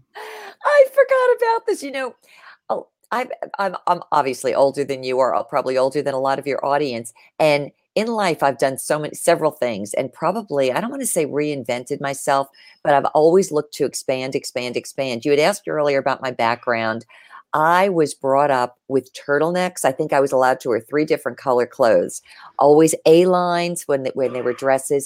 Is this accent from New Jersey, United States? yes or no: yes; Lyndhurst, New Jersey, United States; I grew up in a small town, um, about ten, fifteen minutes outside of Manhattan. It was Lyndhurst, New Jersey, one square mile.